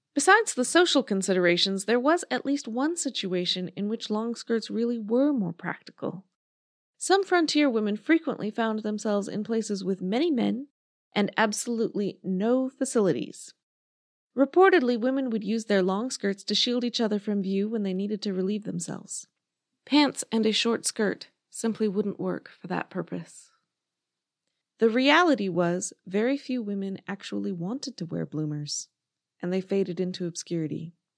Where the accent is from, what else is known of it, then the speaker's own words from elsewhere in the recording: United States; Being American